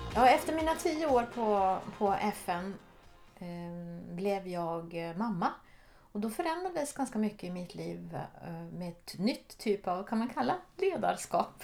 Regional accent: Norrbotten County, Sweden; moved away as an adult; also born or lived in Jokkmokk / Switzerland / Geneva; Jag är född ovanför polcirkeln i Jokkmokk. Men där bodde vi inte så länge. Men jag har mina rötter långt, långt uppe i norr. Och jag är uppvuxen i, i Norrbotten

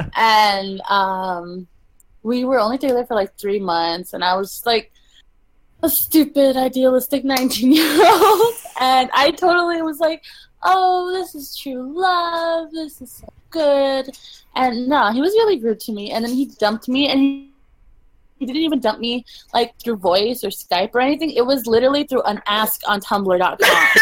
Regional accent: Los Angeles, California, United States; moved away as an adult; now in Toronto, Canada; I'm from Los Angeles

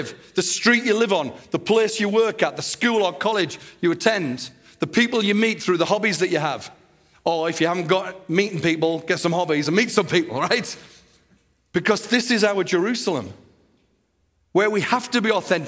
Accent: Teesside, North East England, United Kingdom; my hometown, Teesside

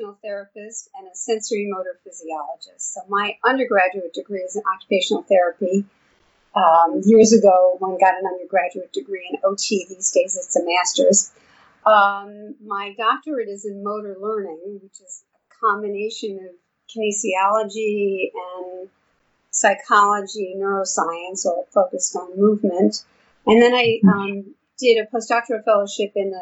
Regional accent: New York, United States; now in Houston, United States; I've been in Houston for a long time, but as you can probably tell from my accent, I'm from New York originally.

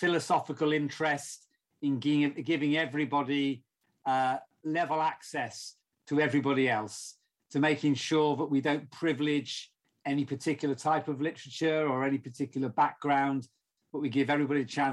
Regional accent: south of England, United Kingdom; I'm not from the Black Country. In fact, I'm from the south of England, although my family are from the northwest, Liverpool

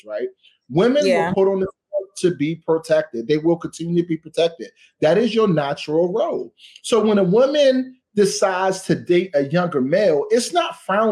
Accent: Washington, District of Columbia, United States; I am from Washington, D.C. And where I'm from in Ward 8, I had to grow up fast

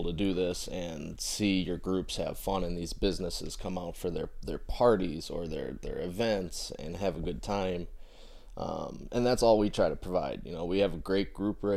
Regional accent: Fort Wayne, Indiana, United States; we're all homegrown right here

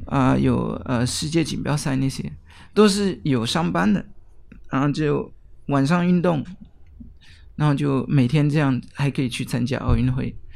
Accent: near Geneva, Switzerland; Chinese is a second language; now in Taiwan; 我来自瑞士，呃，日内瓦的附近

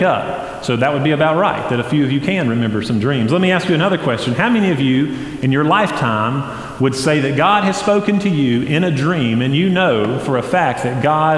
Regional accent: Flat Rock, North Carolina, United States; I grew up near East Henderson High School, there in Henderson County, near Flat Rock

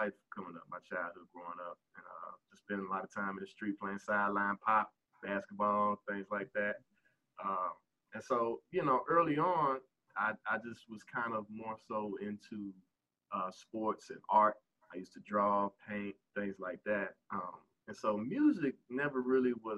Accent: Memphis, Tennessee, United States; I am from Whitehaven. Grew up there

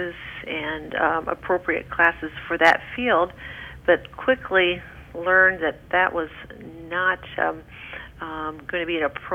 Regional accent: Hannibal, Missouri, United States; Hannibal, my hometown

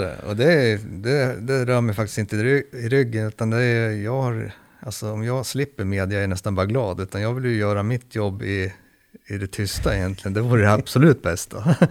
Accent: Sweden; also born or lived in Södertälje; oss svenskar

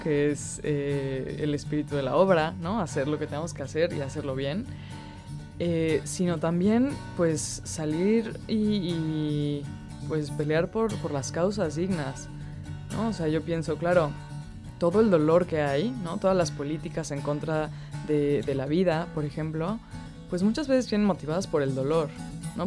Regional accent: Mexico; yo soy mexicana

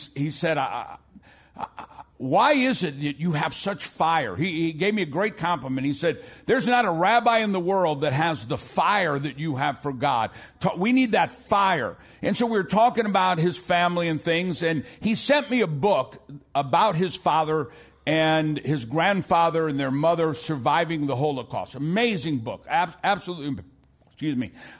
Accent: St. Louis, Missouri, United States; now in Dallas, United States; I'm from South St. Louis.

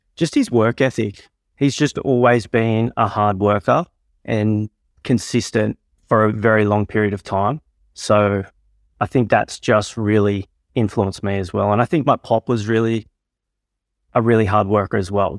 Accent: Tamworth, New South Wales, Australia; born and raised in Tamworth

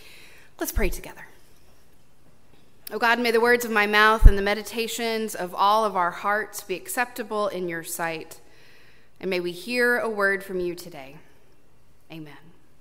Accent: Nacogdoches, Texas, United States; moved away; I went to Stephen F. Austin State University in my hometown.

